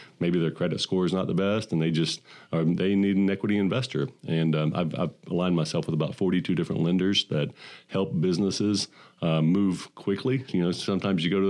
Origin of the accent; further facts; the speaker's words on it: Midland, Texas, United States; I grew up in Midland, Texas